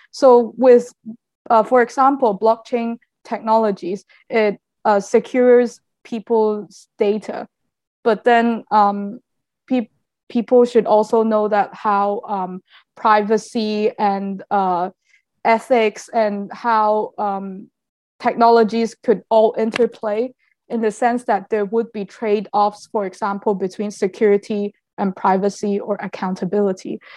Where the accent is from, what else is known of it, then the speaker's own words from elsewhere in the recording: Macau; I'm a a local citizen from Macau.